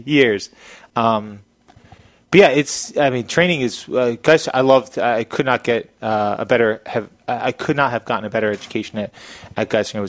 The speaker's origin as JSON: {"language": "English", "town": "Churchville", "region": "Pennsylvania", "country": "United States", "tie": "born or raised there", "also_born_or_lived": "Danville, Pennsylvania", "moved": "as an adult", "said": "I grew up here. I grew up in Churchville, which is about 20, 25 minutes away. I went to Council Rock High School"}